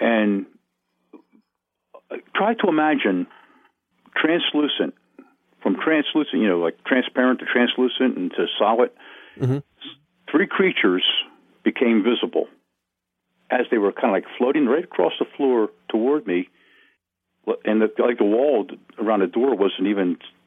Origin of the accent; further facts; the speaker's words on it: Wilmington, Delaware, United States; also born or lived in Smyrna, Delaware; I was born in St. Francis Hospital in Wilmington, Delaware